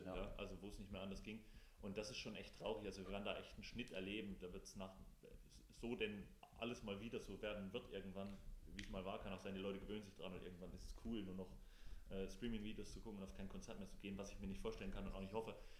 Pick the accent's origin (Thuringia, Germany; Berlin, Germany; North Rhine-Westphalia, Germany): Thuringia, Germany; auf dem Land bei uns in Thüringen